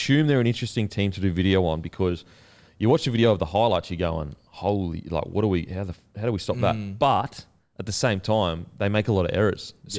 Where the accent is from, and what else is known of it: Gold Coast, Queensland, Australia; born or raised there